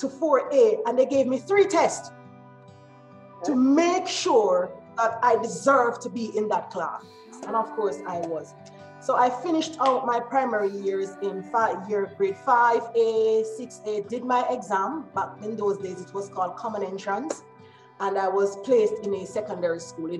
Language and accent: English; Kingston, Jamaica; now in England; I was born and raised in Kingston, Jamaica